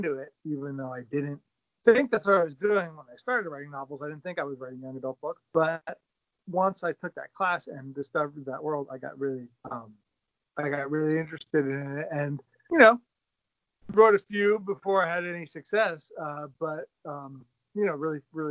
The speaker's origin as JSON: {"language": "English", "region": "Pennsylvania", "country": "United States", "also_born_or_lived": "Bethlehem, Pennsylvania", "said": "I am from Pennsylvania. I live in Bethlehem, PA, out the eastern part of the state near Jersey, north of Philadelphia."}